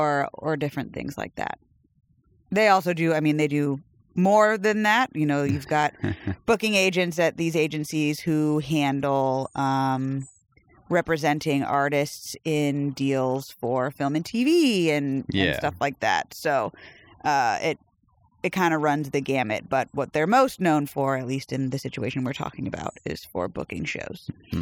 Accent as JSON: {"language": "English", "region": "South Carolina", "country": "United States", "tie": "born or raised there", "also_born_or_lived": "Arizona / Massachusetts / New York", "lives_now": "Tennessee, United States", "said": "No, I was in South Carolina. I was born in North Carolina."}